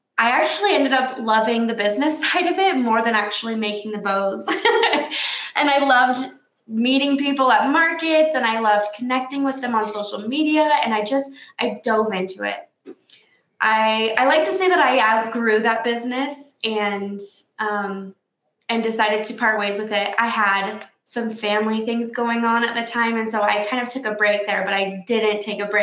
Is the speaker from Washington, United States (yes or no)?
yes; Washington, United States; moved away as an adult; now in Saratoga Springs, United States; I'm actually from Washington State. Okay. And I was born and raised there.